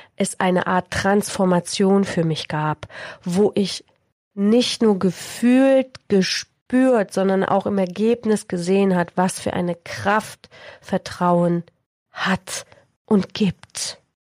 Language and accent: German; Poland; moved away; Ich bin 1976 in Polen geboren, in der Zeit der Diktatur und des Kommunismus